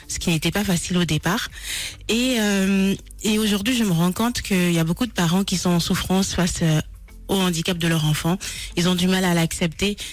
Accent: Gabon; now in France; je suis d'origine du Gabon et euh, j'ai euh, passé euh, une partie de, de, de, de, ma, de, ma, jeunesse

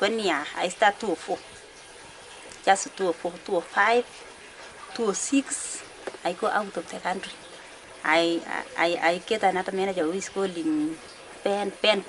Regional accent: East Pokot, Baringo County, Kenya; I am coming from East Pokot country

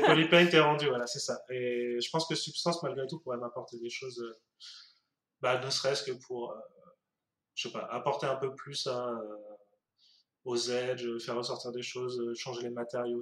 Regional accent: France; nous en tant que français

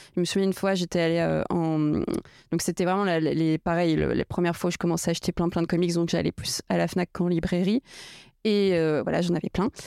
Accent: Portugal; je suis portugaise

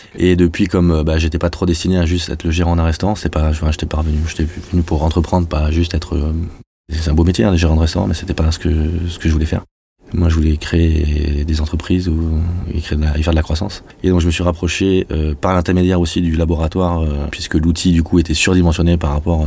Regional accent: Toulouse, Occitania, France; moved away as an adult; also born or lived in Paris; je suis revenu en 2014 à Toulouse, puisque je suis toulousain.

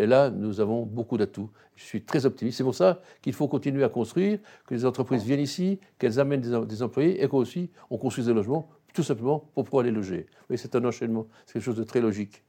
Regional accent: Besançon, Bourgogne-Franche-Comté, France; je suis un Byzantin, je suis né à Besançon, et je reste à Besançon, c'est ma ville

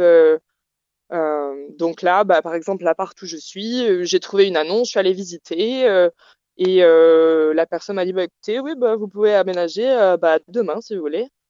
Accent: France; moved away as an adult; now in Perth, Australia; je suis française

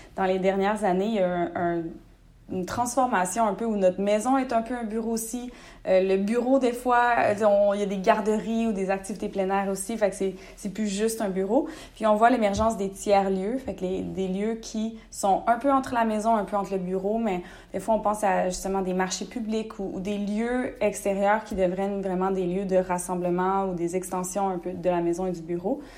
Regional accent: Rimouski, Quebec, Canada; moved away as an adult; also born or lived in Gaspésie; now in Montreal, Canada; je suis née en Gaspésie, j'ai grandi à Rimouski, j'habite maintenant à Montréal

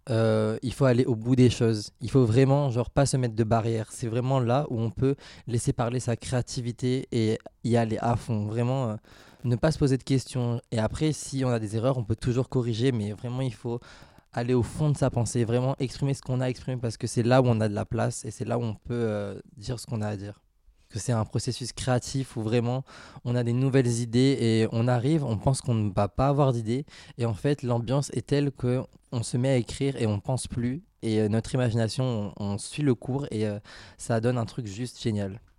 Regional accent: Hungary; French is a second language; je viens de la Hongrie.

